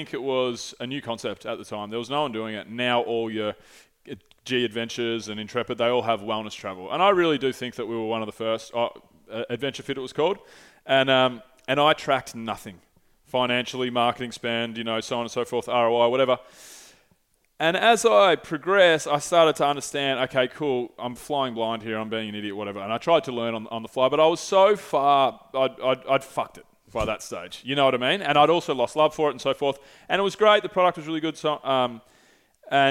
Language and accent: English; St Andrews Beach, Victoria, Australia; I grew up in St. Andrews Beach on the Moines Peninsula